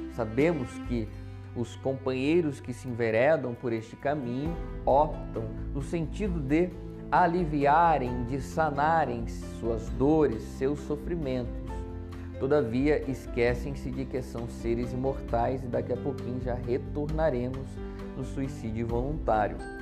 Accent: Taubaté, São Paulo, Brazil; sou de Taubaté, interior de São Paulo

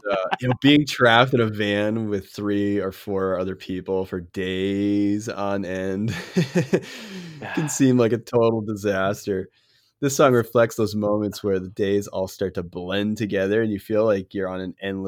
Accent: Massachusetts, United States; we're from Massachusetts.

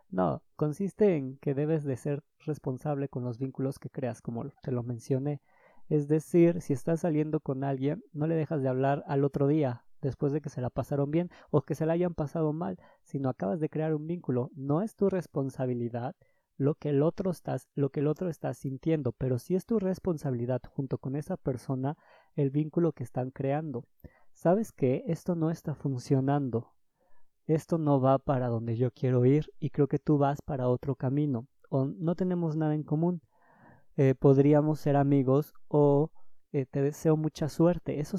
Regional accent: Mexico City, Mexico; soy de Ciudad de México y el semáforo rojo nos alcanzó.

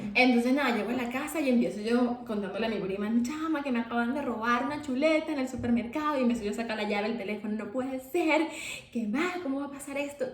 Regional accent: Venezuela; nosotros somos de Venezuela

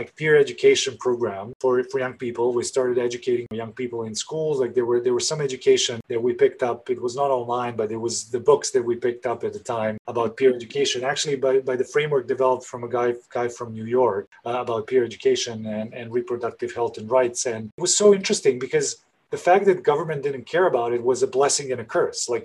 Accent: Belgrade, Serbia; I'm originally from Belgrade, Serbia, and I grew up in a country that was in the 90s.

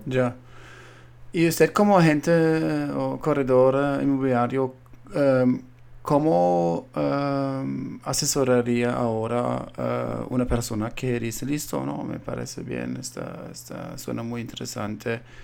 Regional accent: Colombia; now in United States; yo siendo colombiano viendo ahora en los Estados Unidos

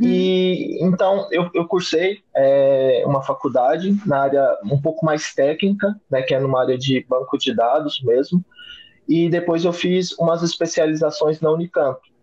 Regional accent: Goiânia, Goiás, Brazil; eu sou natural de Goiânia, então eu comecei uma faculdade em Goiânia

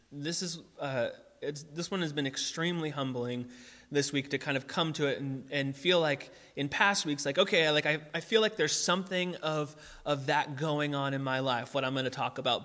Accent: United States; we are American together

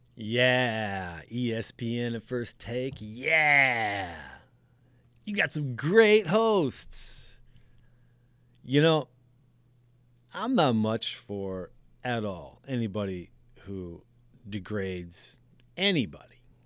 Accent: Racine, Wisconsin, United States; I'm from Racine, Wisconsin, which is the city below Milwaukee, Wisconsin

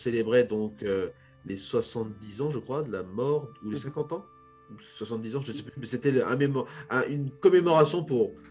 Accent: DR Congo; en tant que Congolais, on peut se projeter

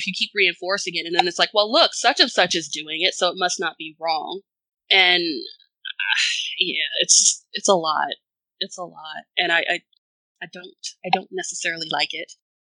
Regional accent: the South, United States; especially growing up in the South. Never.

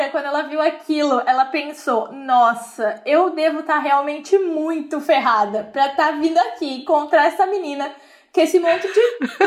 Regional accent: Brazil; eu vim do Brasil.

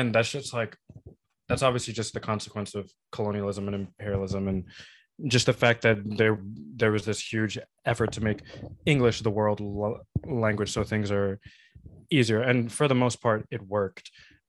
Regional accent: New York, United States; And us coming from New York, we're a little bit more privileged to be in a place where it's like the most diverse place in the world.

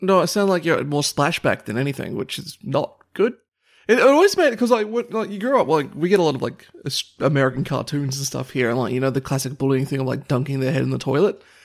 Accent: Australia

